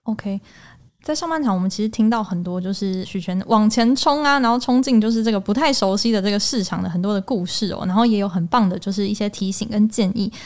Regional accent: Taiwan; 我们台湾人

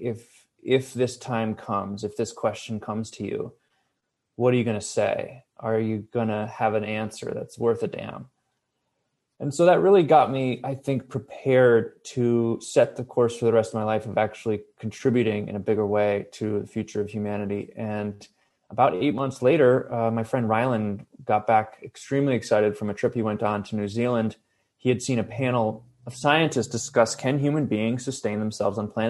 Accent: Ithaca, New York, United States; now in Los Angeles, United States; I grew up in upstate New York, Ithaca

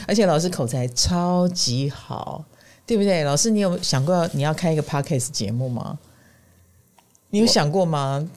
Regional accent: Taiwan; 我们台湾人

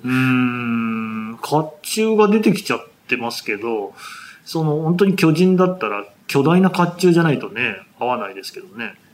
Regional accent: Aichi, Japan; 私は愛知県出身でして

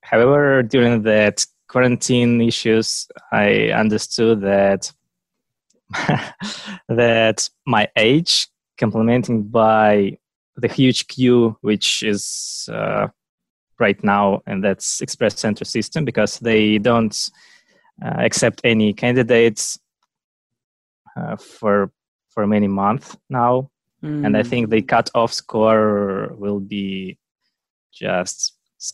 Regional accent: Russia; English is a second language; I'm from Russia and I live in Moscow now

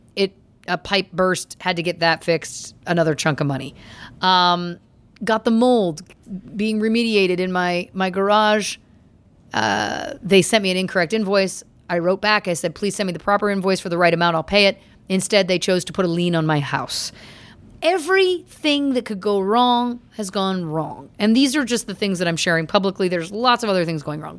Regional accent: Canada; I'm Canadian

